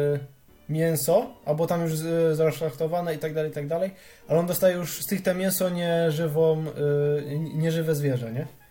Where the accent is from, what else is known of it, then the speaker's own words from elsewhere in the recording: Silesian Voivodeship, Poland; ja jestem ze Śląska